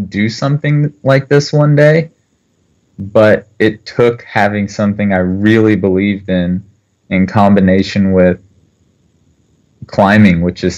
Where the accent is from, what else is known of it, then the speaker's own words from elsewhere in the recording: Kentucky, United States; moved away as an adult; also born or lived in Korea; now in North Carolina, United States; I'm from Kentucky, but I moved to North Carolina because my wife is finishing her PhD